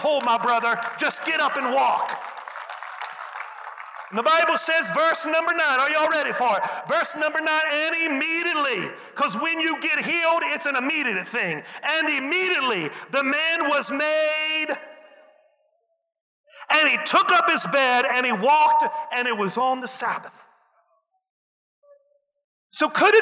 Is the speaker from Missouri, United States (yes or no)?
no; West Virginia, United States; I'm from West Virginia, and everybody in West Virginia knows everything